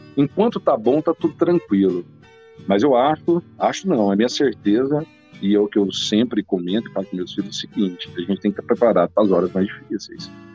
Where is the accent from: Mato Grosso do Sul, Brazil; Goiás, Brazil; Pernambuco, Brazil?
Goiás, Brazil; near Rio Verde; é aqui perto de Rio Verde. Então, na verdade, foi o lugar onde eu fui criada a infância inteira